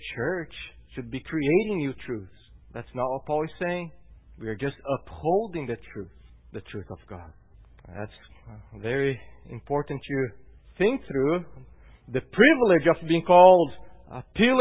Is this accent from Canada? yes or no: no; Brazil; now in Salem, United States; I come from Brazil.